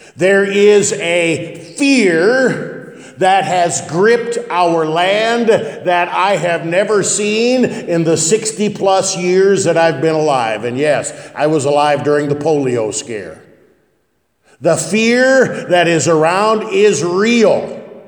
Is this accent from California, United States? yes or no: no; West Point, Nebraska, United States; moved away; We always considered Columbus to be western Nebraska growing up in West Point